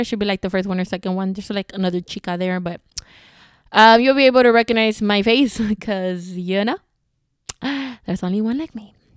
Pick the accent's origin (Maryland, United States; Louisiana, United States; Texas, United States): Texas, United States; Houston; I'm from Houston